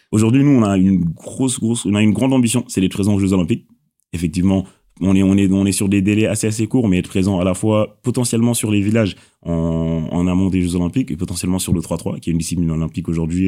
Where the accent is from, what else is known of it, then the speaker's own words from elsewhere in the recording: Senegal; now in Normandy, France; je suis originaire du Sénégal